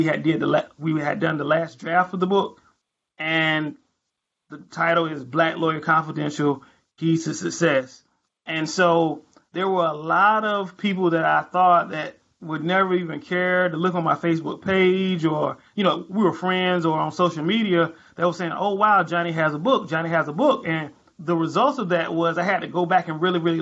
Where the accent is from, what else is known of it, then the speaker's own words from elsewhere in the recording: North Carolina, United States; North Carolina lawyer. I've been practicing criminal defense for about 5 years now. I do a lot of drugs, a lot of DWIs, a lot of assaults in my hometown